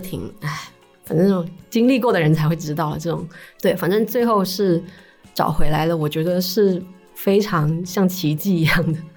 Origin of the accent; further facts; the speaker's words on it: Shanwei, Guangdong, China; 我是出生在上伟那边嘛。嗯，嗯。然后我们那边就是佛教的那个氛围很好